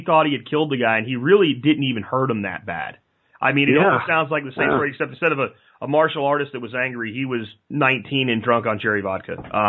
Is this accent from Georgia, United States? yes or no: no; Jacksonville, Florida, United States; Jacksonville, Florida.